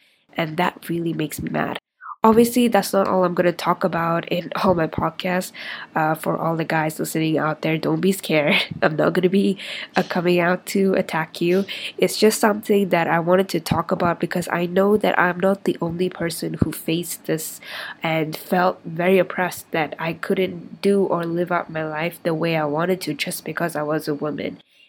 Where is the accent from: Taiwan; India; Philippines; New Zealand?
India; also born or lived in Middle East; I'm 23 years old. I'm Indian. But I didn't grow up there. I spent most of my life in the Middle East, and I've migrated to a lot of different countries